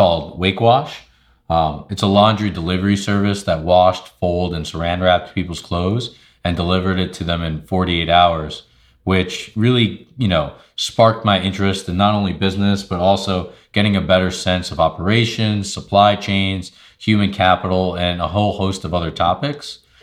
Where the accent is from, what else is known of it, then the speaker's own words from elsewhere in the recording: Long Island, New York, United States; moved away; I'm originally from Long Island, New York